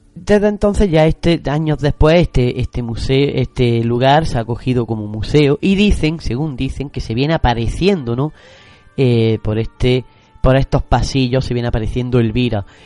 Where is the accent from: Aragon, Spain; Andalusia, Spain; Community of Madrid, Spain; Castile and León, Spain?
Andalusia, Spain; Granada; como los granadinos lo, conocemos